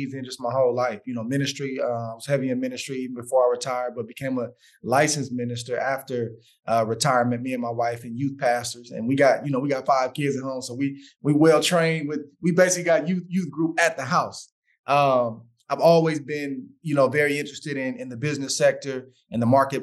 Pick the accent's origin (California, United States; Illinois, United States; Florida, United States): California, United States; Oakland; also born or lived in San Francisco / Hayward; born in San Francisco, spent some time living in Hayward, was in Oakland, then went to Hayward, then back to Oakland